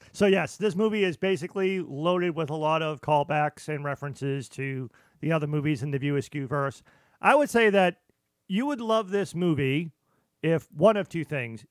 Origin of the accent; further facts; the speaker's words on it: Boston, Massachusetts, United States; I'm from Boston